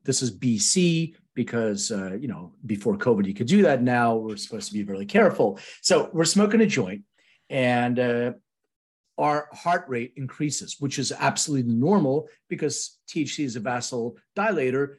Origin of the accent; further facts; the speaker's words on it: Philadelphia, Pennsylvania, United States; now in Los Angeles, United States; I'm from Philadelphia